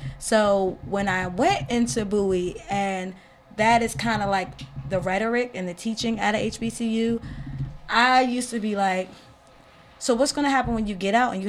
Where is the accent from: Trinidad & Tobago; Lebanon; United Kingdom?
Trinidad & Tobago; moved away; also born or lived in Tennessee / Philadelphia / Charles County; I grew up in Charles County, so, well, okay, let's go back. In Trinidad, it's predominantly Black and Indian. Then I moved here to Tennessee, it's all white.